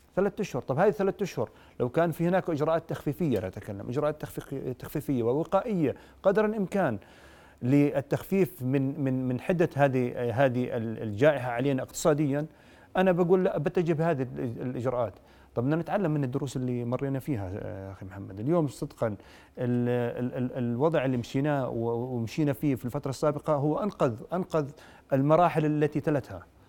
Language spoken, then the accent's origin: Arabic; Jordan; عندنا في الاردن